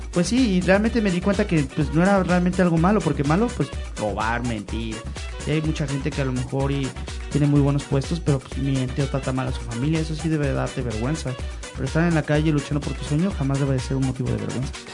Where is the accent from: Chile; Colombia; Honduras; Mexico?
Mexico; Mexico City; now in León, Mexico; yo vengo de la Ciudad de México